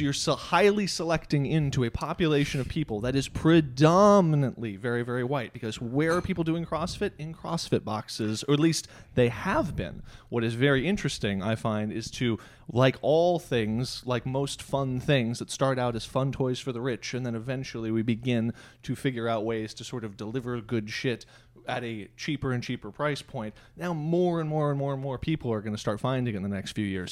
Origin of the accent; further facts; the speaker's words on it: United States; we grew up in America